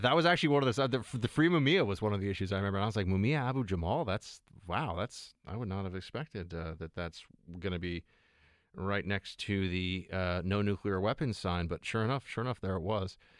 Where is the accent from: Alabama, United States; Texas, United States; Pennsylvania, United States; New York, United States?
New York, United States; I'm a New Yorker